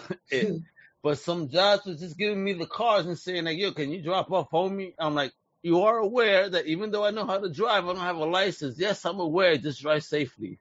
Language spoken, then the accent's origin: English; New York, United States; moved away; Growing up in New York